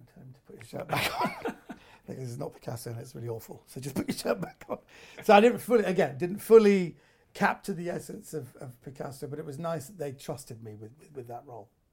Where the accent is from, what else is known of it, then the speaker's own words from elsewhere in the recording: United Kingdom; I was raised in Britain. I'm a I'm a second generation uh, Iranian